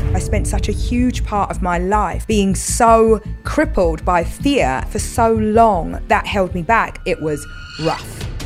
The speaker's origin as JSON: {"language": "English", "region": "London", "country": "United Kingdom", "tie": "born or raised there", "moved": "yes", "said": "East London has been very defining of me"}